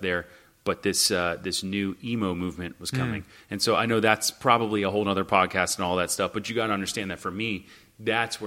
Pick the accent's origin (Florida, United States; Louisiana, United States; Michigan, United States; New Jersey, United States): Florida, United States; Hollywood; I grew up in Hollywood, Florida, the other Hollywood, the Hollywood nobody ever knows about